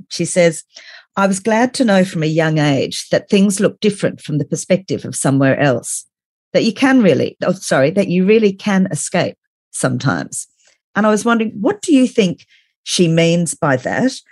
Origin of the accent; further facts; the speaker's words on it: Australia; those of us from Australia that used to travel